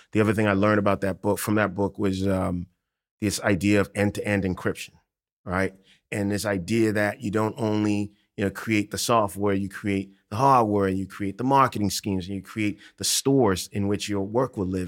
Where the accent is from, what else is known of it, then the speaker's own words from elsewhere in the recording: Accra, Greater Accra, Ghana; now in New York, United States; I grew up in Ghana in late eighties, early nineties.